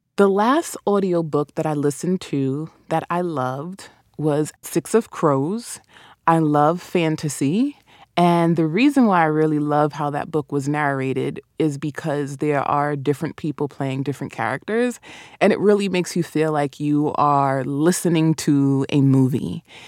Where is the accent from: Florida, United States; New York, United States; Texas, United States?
New York, United States; accent: New York; Caribbean; also born or lived in Caribbean; my New York accent